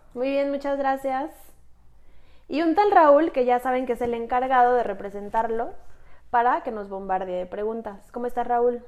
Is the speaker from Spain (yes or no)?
no; Mexico; Somos mujeres mexicanas